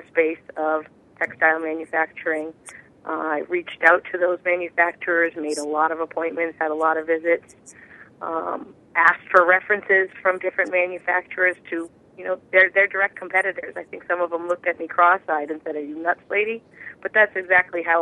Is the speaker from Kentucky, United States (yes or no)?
no; Massachusetts, United States; I'm from Massachusetts